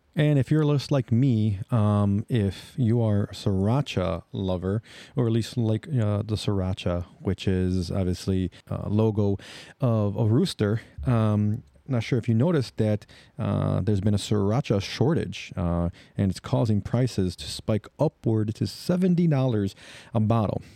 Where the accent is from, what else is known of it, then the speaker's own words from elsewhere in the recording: Chicago, Illinois, United States; I am from Chicago